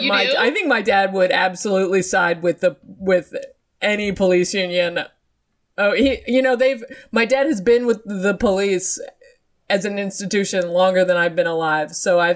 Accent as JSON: {"language": "English", "town": "Boston", "region": "Massachusetts", "country": "United States", "said": "I'm an Irish woman from Boston, Massachusetts."}